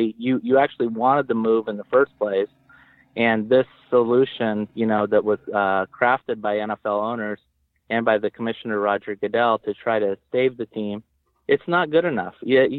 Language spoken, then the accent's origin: English; El Cajon, California, United States; where I grew up in El Cajon or in East County, San Diego